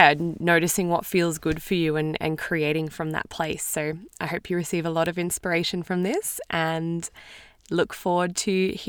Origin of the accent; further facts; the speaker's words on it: Queensland, Australia; We're both from Queensland in Australia, which is awesome.